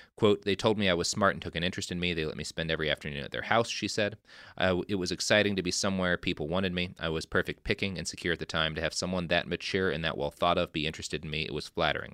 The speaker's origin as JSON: {"language": "English", "region": "Texas", "country": "United States", "tie": "born or raised there", "said": "I grew up in Texas"}